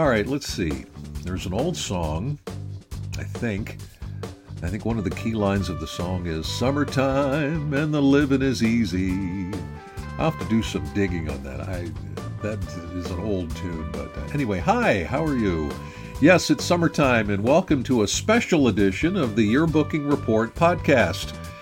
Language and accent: English; Pennsylvania, United States; I'm from Pennsylvania